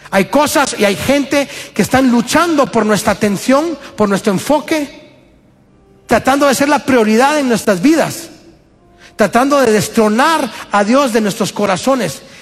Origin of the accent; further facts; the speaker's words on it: Guatemala; moved away as an adult; Alison y yo y la familia venimos de Guatemala hace año y medio casi.